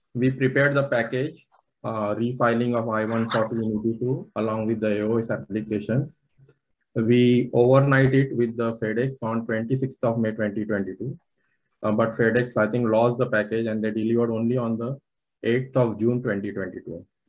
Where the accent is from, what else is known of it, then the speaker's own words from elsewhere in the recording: Maharashtra, India; first language Marathi; English is a second language; moved away as an adult; now in United States; I am from Maharashtra, so Marathi